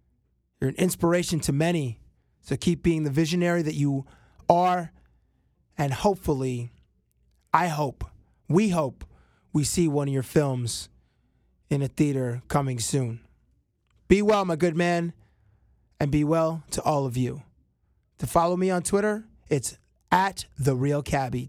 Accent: Canada; as a Canadian

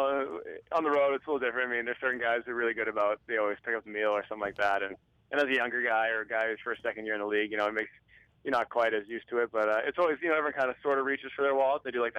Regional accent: United States; moved away as an adult; now in Canada; As an American

